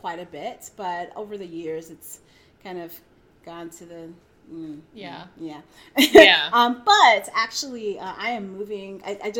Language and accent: English; Brooklyn, New York, United States; I did live in New York for a while. I'm from New York. {S2} Yeah. {S3} From Brooklyn.